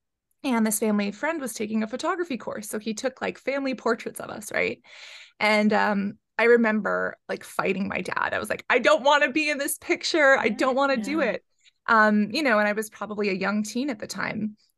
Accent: San Francisco, California, United States; growing up in San Francisco.

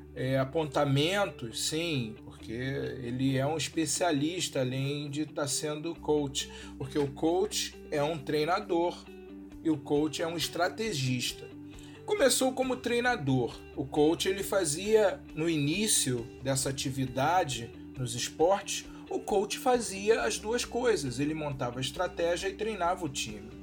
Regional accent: Rio de Janeiro, Brazil; eu nasci, fui criado e vivo no Rio de Janeiro

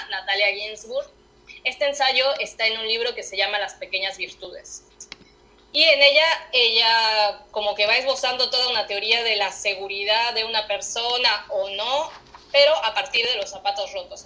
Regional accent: Mexico City, Mexico; moved away as an adult; now in Buenos Aires, Argentina; nací en el DF y viví ahí hasta que hasta los 26 años

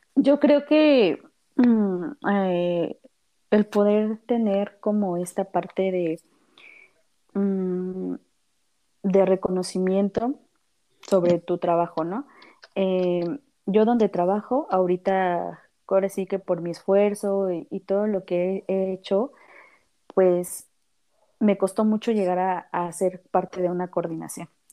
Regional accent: Mexico City, Mexico; yo soy de aquí, de la Ciudad de México

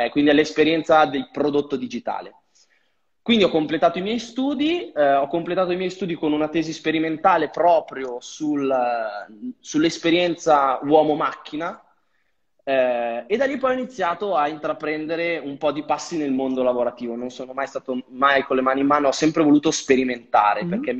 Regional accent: Vigevano, Lombardy, Italy; Allora, io vengo da una mm, piccola cittadina tra Pavia e Milano, sono di Vigevano, al di qua del Ticino, però infatti sono dentro a Pavia.

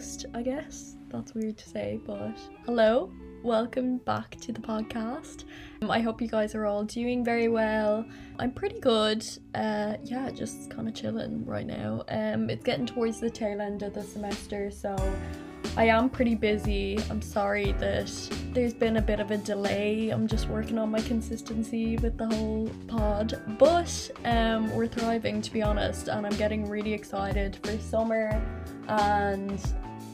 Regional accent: Ireland; growing up in Ireland, being a college student at the moment

